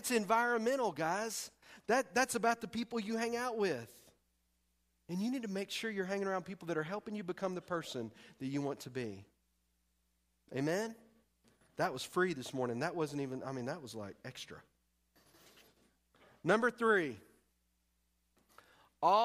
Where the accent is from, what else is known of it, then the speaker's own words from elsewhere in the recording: East Texas, United States; moved away as an adult; I'm from Texas and primarily East Texas